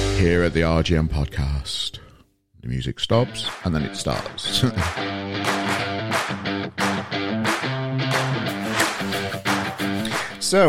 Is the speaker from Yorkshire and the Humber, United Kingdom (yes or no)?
yes; Yorkshire and the Humber, United Kingdom; Us Yorkshire people like to pronounce the G's